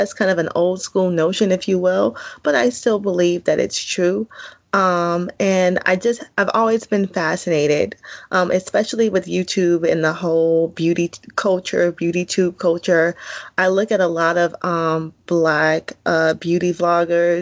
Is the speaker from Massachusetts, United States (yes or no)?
no; Oakland, California, United States; moved away; also born or lived in New York; I was born in California. I like to say that Oakland raised me, New York made me